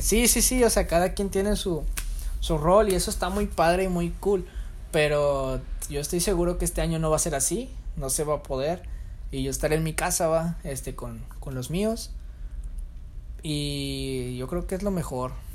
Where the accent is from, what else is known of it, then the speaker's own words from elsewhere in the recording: Monterrey, Nuevo León, Mexico; en mi caso, como regio, hacen tamales del veinticuatro